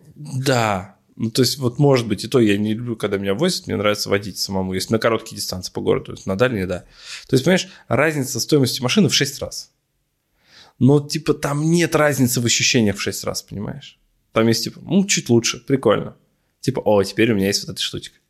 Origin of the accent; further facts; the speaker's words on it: Ufa, Bashkortostan, Russia; я парень из Шакши